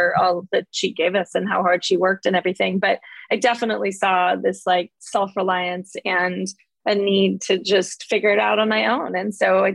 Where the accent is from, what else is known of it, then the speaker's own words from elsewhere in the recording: San Mateo, California, United States; I've been here my whole entire life. I grew up in San Mateo, California